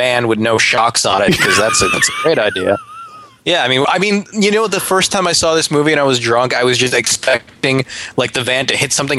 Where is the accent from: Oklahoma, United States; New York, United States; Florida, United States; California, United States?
New York, United States; New York City; I'm from Brooklyn